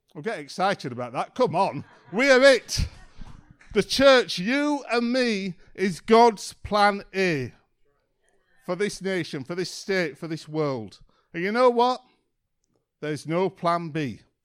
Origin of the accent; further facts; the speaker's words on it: Yorkshire and the Humber, United Kingdom; I'm from a place in England called Yorkshire